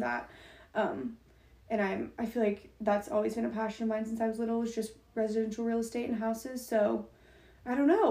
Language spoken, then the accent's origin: English; Plano, Texas, United States; moved away as an adult; now in Norman, United States; I was born and raised in Plano